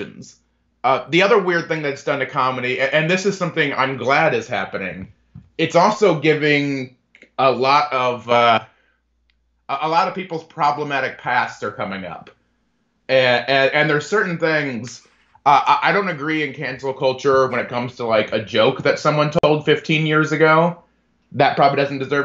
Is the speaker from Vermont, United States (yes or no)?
no; DeMotte, Indiana, United States; also born or lived in Bedford, Indiana; I grew up in DeMott, Indiana, a little small town in the region